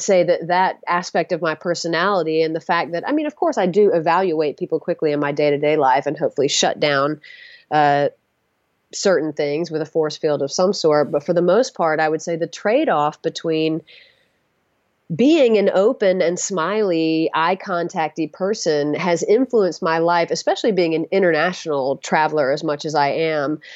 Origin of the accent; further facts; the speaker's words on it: the South, United States; I'm from the South